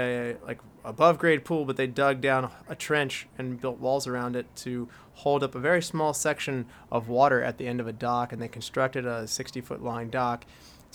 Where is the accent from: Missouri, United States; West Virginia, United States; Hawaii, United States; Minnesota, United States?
West Virginia, United States; we're from West Virginia